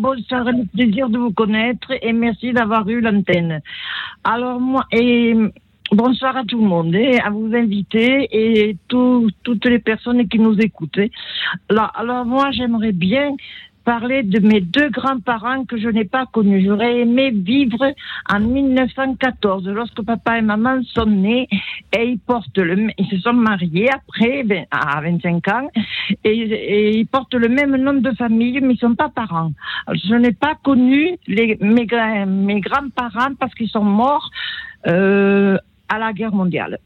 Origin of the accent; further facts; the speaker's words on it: Italy; Je suis née en Italie.